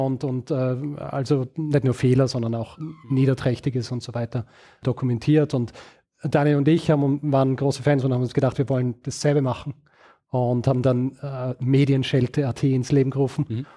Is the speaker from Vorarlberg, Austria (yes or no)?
yes; Vorarlberg, Austria; moved away as an adult; also born or lived in Graz; now in Vienna, Austria; ursprünglich bin ich in Vorarlberg aufgewachsen und in Graz geboren